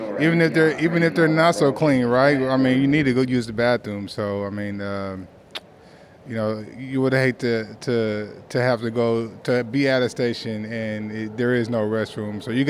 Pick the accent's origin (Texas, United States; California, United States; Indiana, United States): California, United States; Berkeley, Oakland; also born or lived in Vallejo; I'm a resident here in the Bay Area. I've been a resident here in the Bay Area. I'm from here, Berkeley, Oakland. So I've been living in the Bay Area all my life.